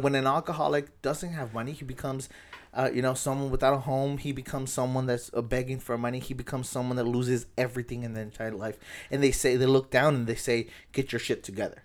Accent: National City, California, United States; born or raised there

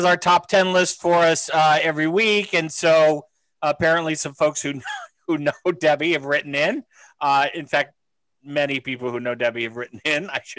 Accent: United States; I'm American

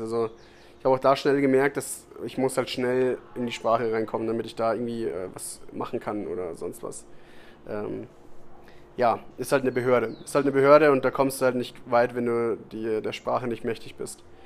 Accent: Germany; now in Costa Rica; bei uns in Deutschland

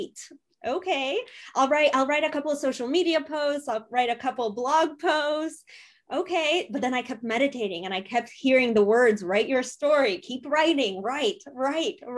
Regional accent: United States; also born or lived in Poland; We immigrated from Poland. I was 20 months old, so a year and a half when we immigrated. And my parents were 18, 19 years old, coming to America

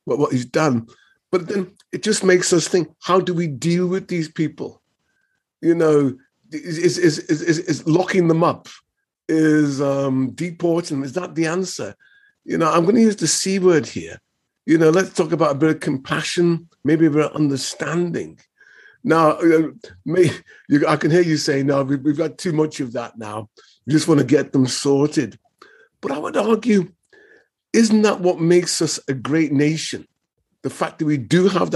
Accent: Liverpool, North West England, United Kingdom; moved away; I'm from Liverpool

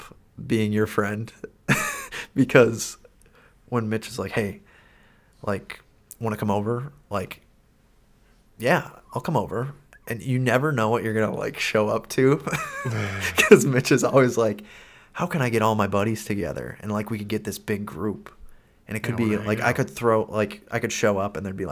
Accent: Minnesota, United States; growing up in Minnesota

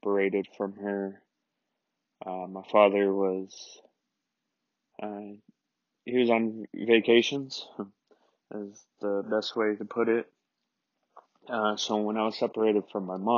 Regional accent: Denver, Colorado, United States; born and raised in Denver, Colorado, 28 years. I lived here my whole life

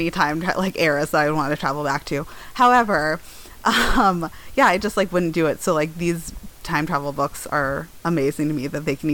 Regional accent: Denver, Colorado, United States; also born or lived in East Coast; I grew up in Denver

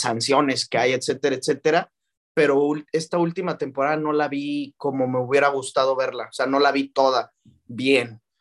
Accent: León, Guanajuato, Mexico; also born or lived in Celaya, Guanajuato / Mexico City; Soy de, León, Guanajuato. Nací en, en Celaya, Guanajuato, que de ahí es mi mamá

